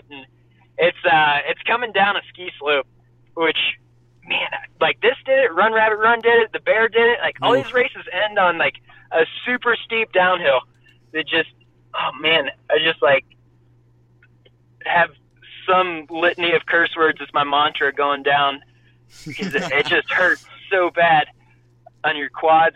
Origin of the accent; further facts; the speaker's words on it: Columbus, Ohio, United States; I ran in high school in Columbus, Ohio